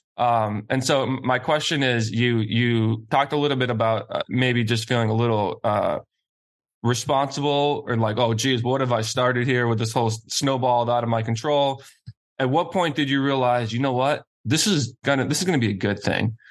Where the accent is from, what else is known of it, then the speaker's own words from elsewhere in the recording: Boston, Massachusetts, United States; I'm being from Boston.